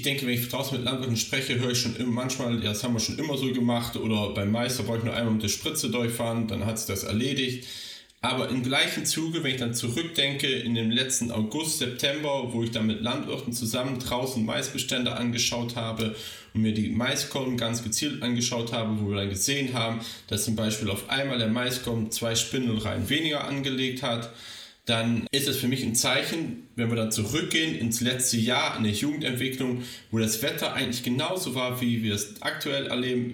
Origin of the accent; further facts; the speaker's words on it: Rhineland, Germany; meine Heimat, das Rheinland